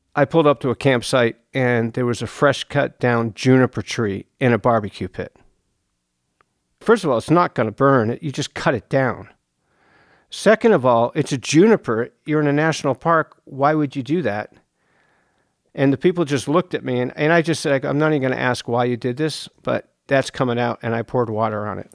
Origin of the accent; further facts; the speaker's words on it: East Coast, United States; now in Joshua Tree, United States; I grew up on the East Coast. I grew up on a farm.